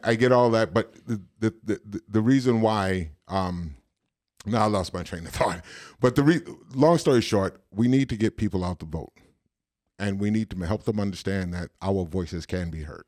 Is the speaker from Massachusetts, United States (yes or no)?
no; New York City, New York, United States; I'm from Brooklyn